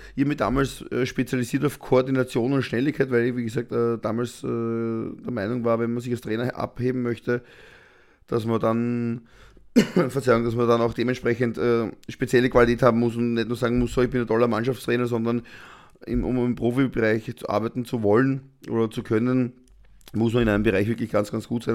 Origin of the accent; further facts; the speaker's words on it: Austria; bei uns in Österreich